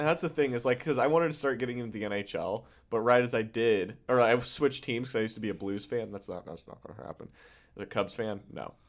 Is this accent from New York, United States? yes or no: no; Omaha, Nebraska, United States; I'm a kid from Omaha